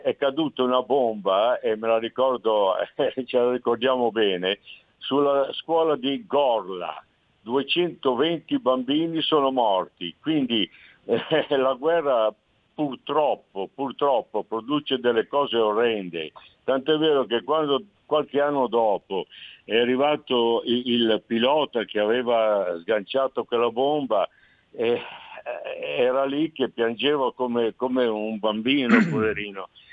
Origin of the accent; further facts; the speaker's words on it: Milan, Lombardy, Italy; io sono nato a Milano nel 1941